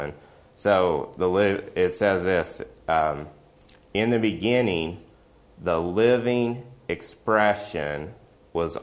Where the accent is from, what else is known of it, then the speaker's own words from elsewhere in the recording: West Virginia, United States; I'm from West Virginia